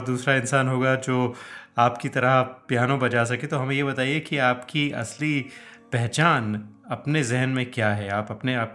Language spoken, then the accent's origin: Hindi; Jammu and Kashmir, India; तो अदनान साहब मैं भी कश्मीर से हूँ और पंडित शिव कुमार शर्मा भी कश्मीर से हैं